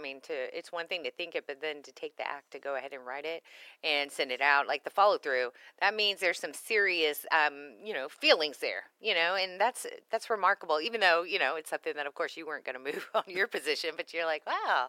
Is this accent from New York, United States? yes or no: no; Texas, United States; as a Texan, I'm always like, dang, that must have been tough for you.